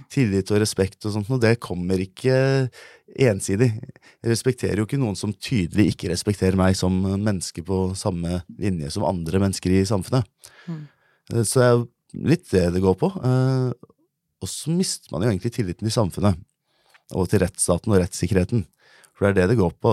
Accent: Norway; born or raised there

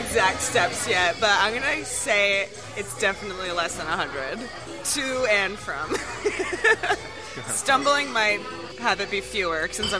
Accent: California, United States; now in Philadelphia, United States; I'm from California, so I really have only been like legally drinking in Philadelphia.

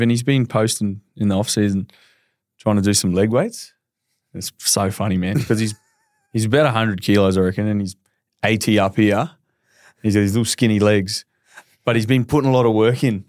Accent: Darwin, Northern Territory, Australia; I'm from Darwin, like, not a great area

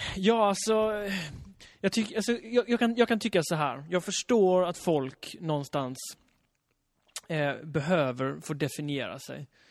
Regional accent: Halland County, Sweden; jag är uppvuxen i Halland också

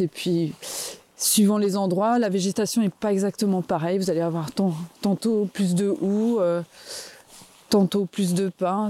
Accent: Vosges, Grand Est, France; moved away as an adult; also born or lived in Metz; now in Cap Sizun, France; je suis originaire des Vosges, je suis née dans les Vosges

